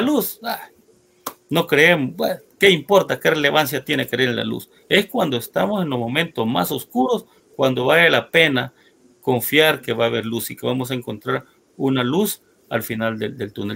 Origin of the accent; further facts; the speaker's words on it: El Salvador; pueblo salvadoreño